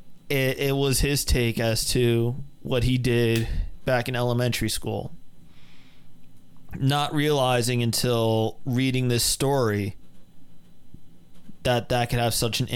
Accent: New Jersey, United States; we were from Jersey.

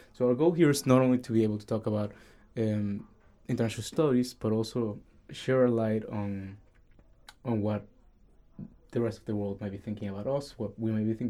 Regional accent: Caracas, Capital District, Venezuela; moved away; I'm majoring in Economics and International Studies, and I'm originally from Caracas, Venezuela.

